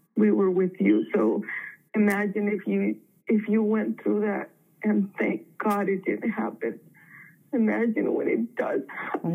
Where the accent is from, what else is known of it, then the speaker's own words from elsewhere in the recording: Mexico; now in San Diego, United States; I was born in Mexico, but I'm a U.S. citizen. I lived here for a long time